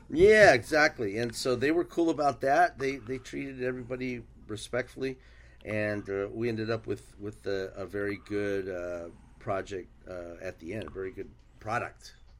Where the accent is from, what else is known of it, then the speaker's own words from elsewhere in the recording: San Diego, California, United States; first language Spanish; English is a second language; also born or lived in Tijuana, Mexico; I grew up on the border in San Diego, uh, and Tijuana